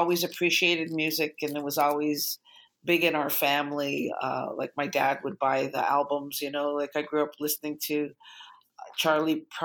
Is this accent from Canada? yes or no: yes; Toronto, Ontario, Canada; moved away as an adult; now in West Coast, Canada; I grew up in downtown Toronto